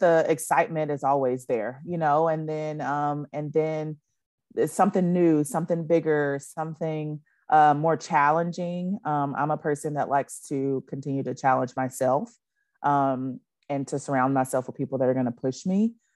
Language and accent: English; Nacogdoches, Texas, United States; I grew up, born and raised in Nacogdoches, Texas